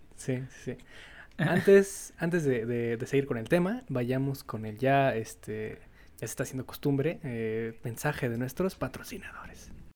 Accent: Mexico; siendo mexicanos

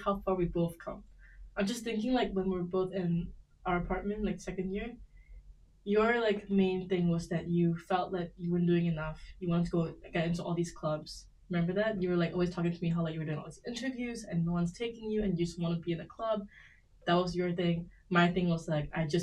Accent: Malaysia; now in Canada

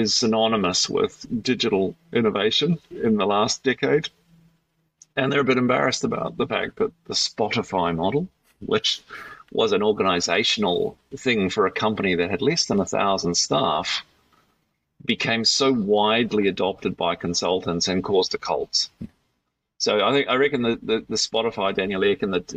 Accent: New Zealand; accent: Kiwi; now in Australia; So I'm a Kiwi, so the word's hard to say.

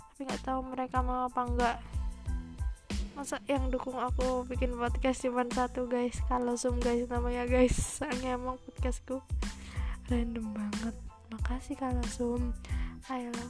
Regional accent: Malang, East Java, Indonesia; aku itu lahir di Malang guys emang aku anak Malang anak ngalam ngalam lovers

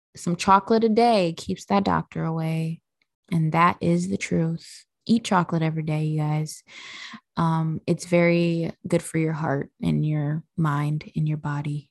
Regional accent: Midwest, United States; I'm from the Midwest

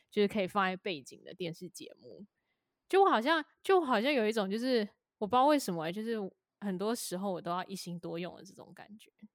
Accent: Taipei, Taiwan; 我身为一个台北人，就又有一点是因为我可能从小在台北生活，长大

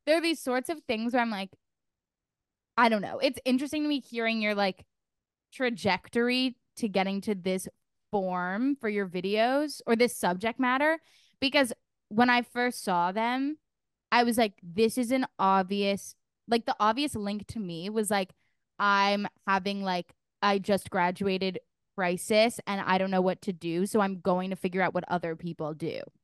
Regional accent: New York, United States; moved away; being from New York

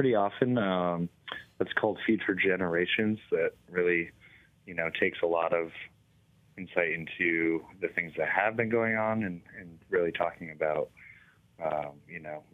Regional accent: Adirondacks, New York, United States; moved away as an adult; now in Burlington, United States; I personally grew up in the Adirondacks across the lake in New York.

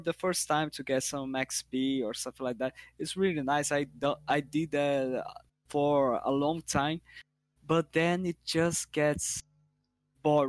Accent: Brazil; I'm from Brazil

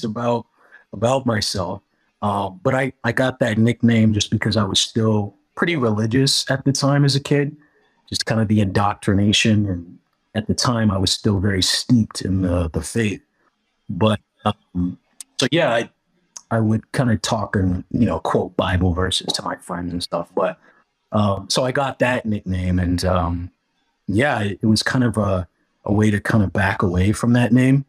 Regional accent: California, United States; where I was growing up in California. You know, like, some of my friends would be like Glendale or like Glendora, which are all cities in my area and stuff where I grew up

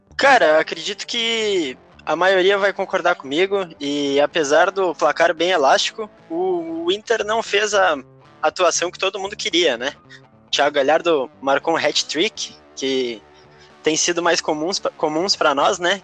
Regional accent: Porto Alegre, Rio Grande do Sul, Brazil; sou um coloradaço de Porto Alegre, moro bem pertinho do Beira-Rio

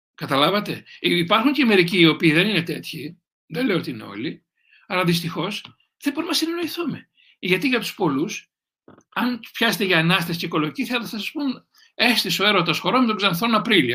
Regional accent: Greece; να είμαι Έλληνας

